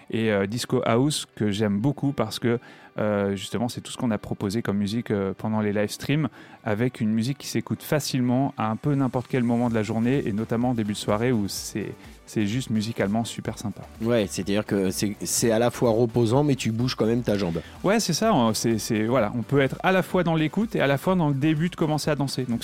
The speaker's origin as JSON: {"language": "French", "town": "Reims", "region": "Grand Est", "country": "France", "tie": "born or raised there", "said": "je suis natif de Reims. J'adore ma région. Je suis un peu chauvin."}